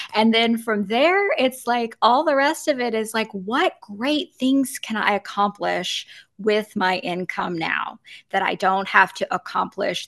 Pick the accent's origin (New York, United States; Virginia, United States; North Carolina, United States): Virginia, United States; moved away as an adult; also born or lived in Nevada / Florida; I grew up in Virginia